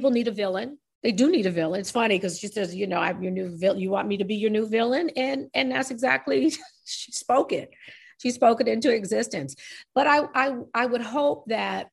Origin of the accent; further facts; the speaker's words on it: New York, United States; I'm New York